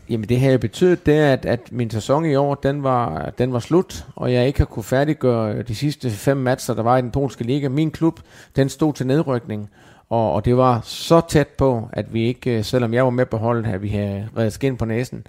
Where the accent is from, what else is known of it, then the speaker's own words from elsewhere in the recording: Denmark; moved away as an adult; nu er jeg heldigvis kommet til Danmark igen, har ikke været hjemme i Danmark i, i 20 år fast